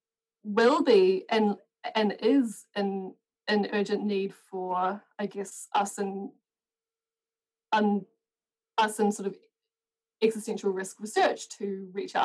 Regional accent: New Zealand; I'm from New Zealand

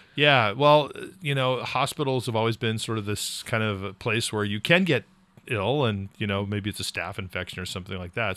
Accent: California, United States; now in New England, United States; I grew up in California

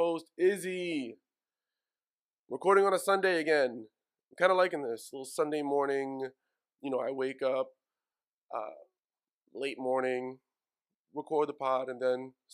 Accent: New York City, New York, United States; I'm from Woodside.

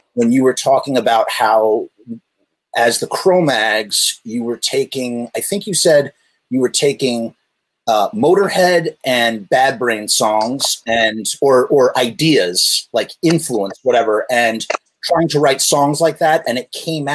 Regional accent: Westchester, New York, United States; I'm a Burbs kid from Westchester, come down on the train, Metro North

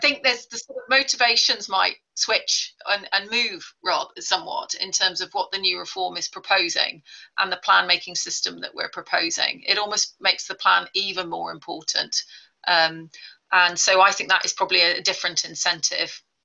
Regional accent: Mombasa, Mombasa County, Kenya; moved away; I was born in the Catherine Bibby Hospital in Mombasa

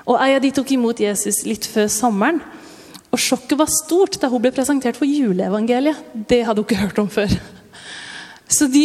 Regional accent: Kristiansand, Agder, Norway; og jeg er fra Kristiansand. skeptisk. Ja, jeg flytta hit da jeg var seks år gammel. Da, da flytta jeg til Tinneia. Og så fant jeg ut av at eh, den kristiansandsdialekta var litt vanskelig.

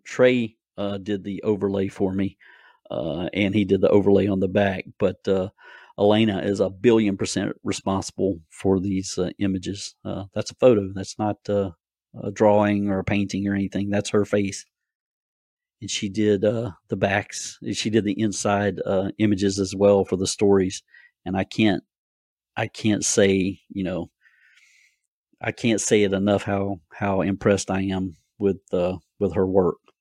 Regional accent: Gloverville, South Carolina, United States; When I was a child, and growing up in Gloverville

